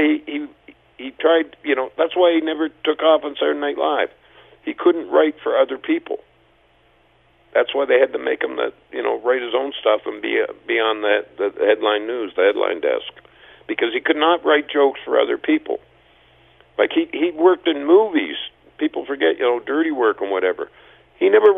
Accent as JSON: {"language": "English", "country": "Canada", "said": "as Canadian comics"}